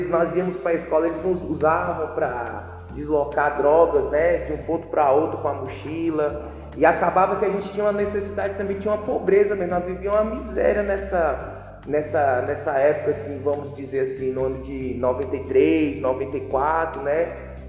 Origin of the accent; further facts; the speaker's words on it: Brasília, Federal District, Brazil; Sou natural de Brasília, Distrito Federal.